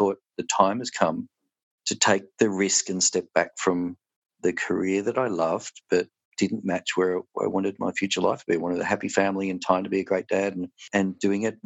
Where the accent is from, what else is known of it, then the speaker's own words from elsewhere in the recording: Melbourne, Victoria, Australia; moved away as an adult; now in Tasmania, Australia; I'm from Melbourne originally.